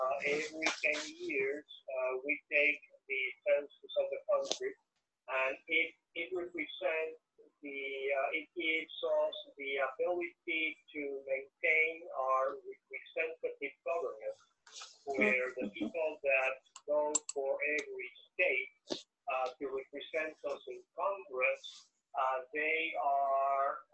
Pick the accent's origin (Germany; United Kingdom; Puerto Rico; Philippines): Puerto Rico; moved away; I was born, I grew up in Puerto Rico.